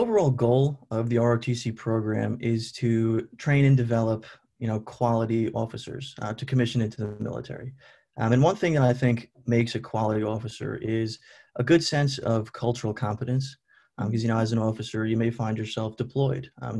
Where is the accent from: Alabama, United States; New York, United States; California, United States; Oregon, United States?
New York, United States; Long Island; I'm a senior from Long Island, New York, science pre-professional major, so essentially pre-med. I live off campus now, but when I lived on campus, I was in Keenan Hall.